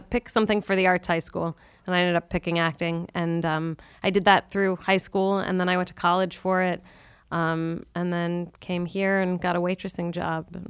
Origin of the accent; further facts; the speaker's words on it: San Francisco, California, United States; now in New York, United States; I grew up in San Francisco